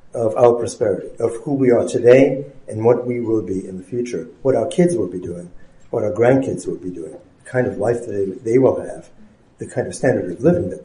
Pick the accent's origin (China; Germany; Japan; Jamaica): Germany; now in United States; I was not born in the United States. I was born in Germany. And I had my education, my science education, and my science career here in the United States